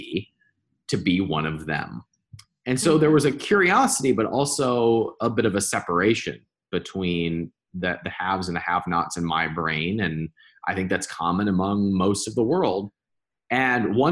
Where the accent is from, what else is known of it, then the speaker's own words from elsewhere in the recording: Cleveland, Ohio, United States; moved away; also born or lived in Indiana; I grew up in Cleveland, Ohio